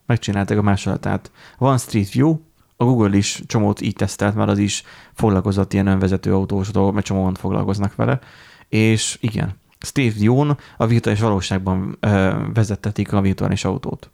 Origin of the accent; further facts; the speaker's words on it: Borsod-Abaúj-Zemplén, Hungary; Borsodiak vagyunk